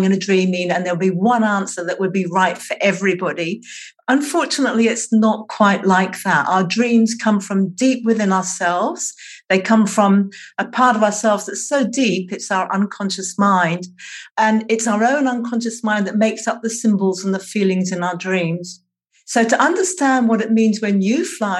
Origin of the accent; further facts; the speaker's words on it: England, United Kingdom; now in Tasmania, Australia; I was born in England, I now live in Australia, and I live on the island of Tasmania